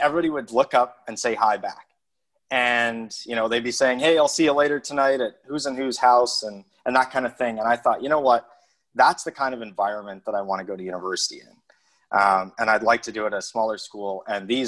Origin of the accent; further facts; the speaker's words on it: Calgary, Alberta, Canada; moved away as an adult; also born or lived in Antigonish, Nova Scotia; I grew up in Calgary